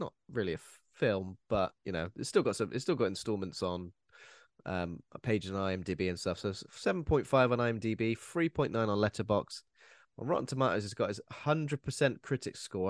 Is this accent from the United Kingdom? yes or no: yes; United Kingdom; as British, as people who've watched, like, the B B C growing up